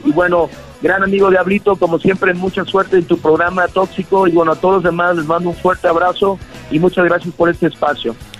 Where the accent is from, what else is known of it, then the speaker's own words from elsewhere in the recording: United States; also born or lived in Miami; now in Mexico; yo que nací en Estados Unidos